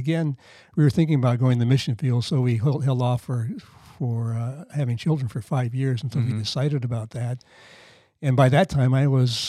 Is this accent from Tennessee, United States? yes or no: no; Iowa, United States; also born or lived in Baltimore, Maryland; but my parents moved out to Iowa when I was 3, and they brought me along.